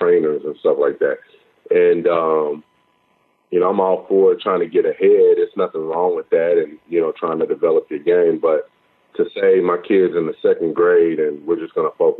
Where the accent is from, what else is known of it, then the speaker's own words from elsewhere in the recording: Oklahoma City, Oklahoma, United States; I grew up in Oklahoma City